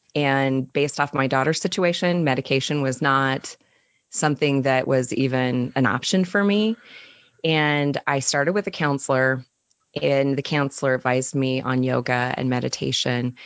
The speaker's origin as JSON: {"language": "English", "region": "Utah", "country": "United States", "also_born_or_lived": "Chicago", "moved": "as an adult", "said": "I'm from Utah, and we moved back here about two years ago. We were in Chicago for almost um, four years, and happy to be back home."}